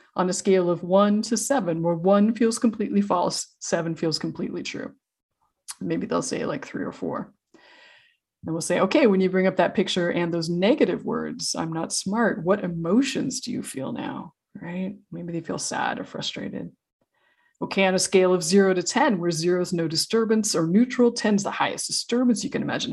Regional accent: Idaho, United States; I grew up in Idaho

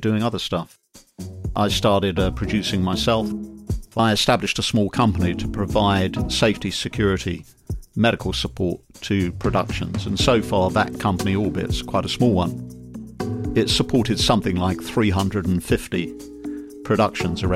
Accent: London, United Kingdom; moved away; I'm from London originally, and when I was 18 years old, I saw a wonderful recruiting poster for Her Majesty's Royal Marines

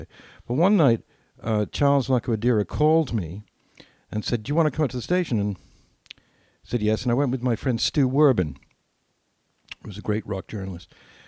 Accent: England, United Kingdom; I grew up in England

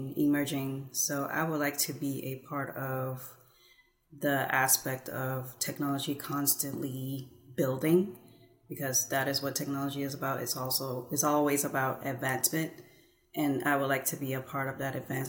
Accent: Houston, Texas, United States; moved away as an adult; also born or lived in California; Houston is my home city

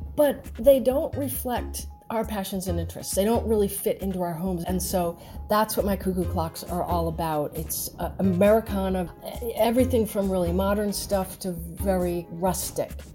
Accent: Rhode Island, United States; moved away as an adult; also born or lived in Atlanta, Georgia; now in Atlanta area, United States; I was born in Rhode Island, and I never thought I would live in the South

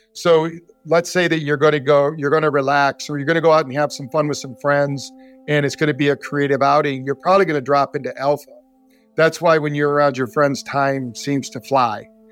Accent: Battle Creek, Michigan, United States; moved away; also born or lived in Scottsdale, Arizona; I grew up in Battle Creek, Michigan, the cereal city

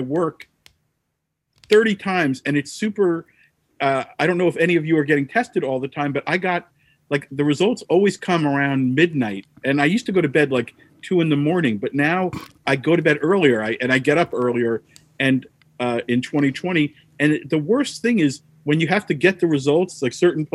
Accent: New Jersey, United States; I'm a guy from New Jersey of a certain age

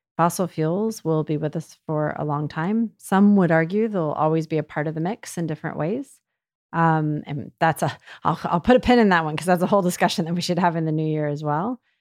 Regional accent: United States; I'm American

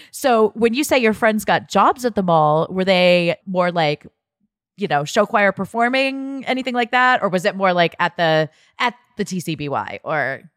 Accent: Ohio, United States; I grew up in Ohio, so we would go down to Columbus

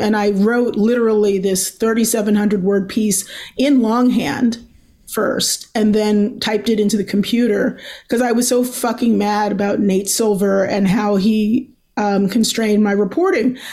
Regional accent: Baltimore, Maryland, United States; I'm from Baltimore

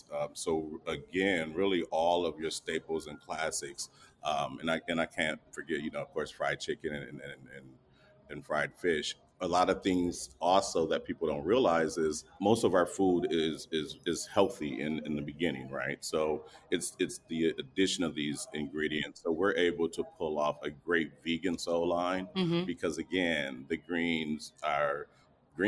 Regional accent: Grand Rapids, Michigan, United States; I'm a chronic entrepreneur in Grand Rapidian

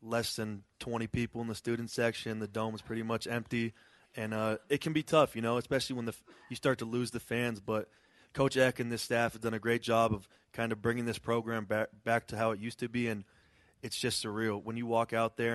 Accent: Bay Area, California, United States; moved away as an adult; now in Idaho, United States; I'm from California. I'm out by the Bay Area

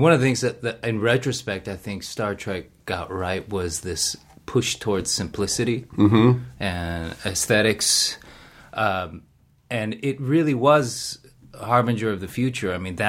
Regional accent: Seoul, South Korea; born there; moved away; I was born in Seoul. I moved in 78.

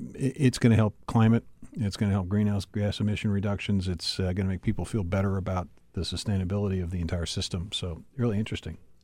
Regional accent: Pittsburgh, Pennsylvania, United States; moved away; I grew up, uh, you know, in, in Pittsburgh, our, our hometown, your hometown and my hometown

